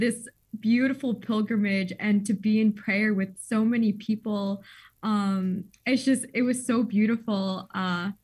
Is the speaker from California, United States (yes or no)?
yes; Southern California, United States; moved away as an adult; also born or lived in Ithaca, New York; now in Chicago, United States; I am from Southern California